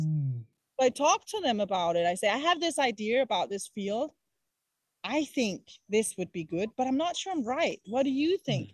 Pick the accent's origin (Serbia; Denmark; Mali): Denmark; Copenhagen, Capital Region of Denmark; moved away; i come from Copenhagen, and I come from Western society